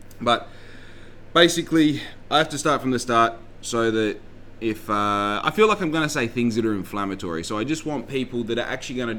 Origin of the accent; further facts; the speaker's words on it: Western Australia, Australia; also born or lived in Victoria; We traveled in a caravan, living in dongas, living in caravan parks and different houses and all the rest. We traveled all over the state of WA